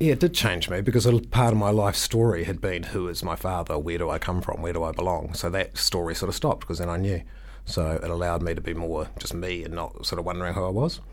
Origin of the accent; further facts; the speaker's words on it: Milton, Otago, New Zealand; I grew up in Milton